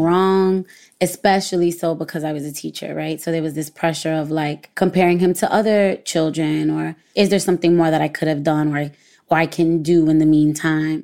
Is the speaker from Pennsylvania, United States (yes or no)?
no; New York City, New York, United States; I'm from Brooklyn, I'm Puerto Rican, my parents speak Spanish